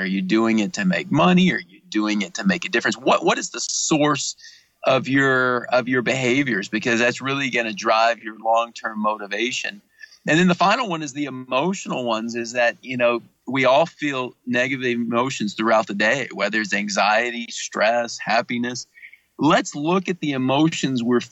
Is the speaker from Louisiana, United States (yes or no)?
yes; Louisiana, United States; I'm from Louisiana